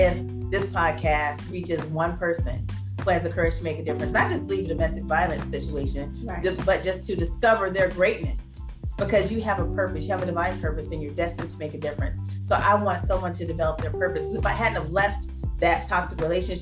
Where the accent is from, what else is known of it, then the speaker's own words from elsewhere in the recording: Phoenix, Arizona, United States; growing up in Phoenix, Arizona